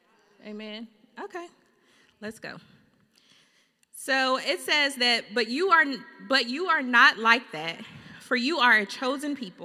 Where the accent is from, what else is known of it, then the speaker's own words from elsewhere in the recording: Fairfield, Alabama, United States; moved away as an adult; also born or lived in Birmingham, Alabama / Atlanta, Georgia; now in California, United States; We're from Fairfield, Alabama